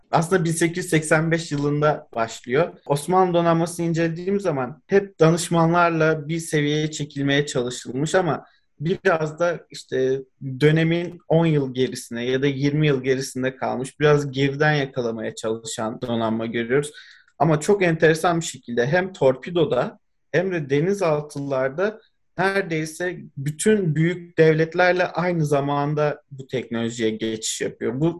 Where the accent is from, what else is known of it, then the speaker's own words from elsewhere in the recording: Istanbul, Turkey; Ben Üsküdar'da doğdum, büyüdüm. Aslında biraz daha Çamlıca'da denize uzak bir kısımda yaşıyorum ama her fırsatta Üsküdar sahile balık tutmaya ya da deniz kenarında dolaşmaya gidiyorduk.